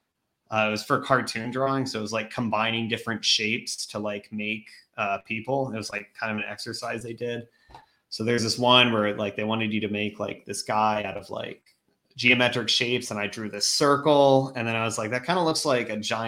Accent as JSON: {"language": "English", "region": "Virginia", "country": "United States", "tie": "born or raised there", "moved": "yes", "lives_now": "New York City, United States", "said": "I grew up in Virginia."}